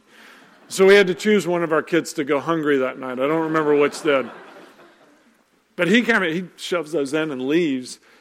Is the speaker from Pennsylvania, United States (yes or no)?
no; Nashville, Tennessee, United States; moved away; we went home to Nashville to do Christmas with my family